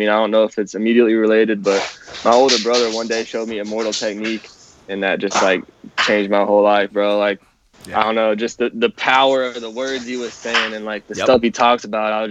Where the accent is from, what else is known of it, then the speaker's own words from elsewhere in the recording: Kansas City, Missouri, United States; I'm from Kansas City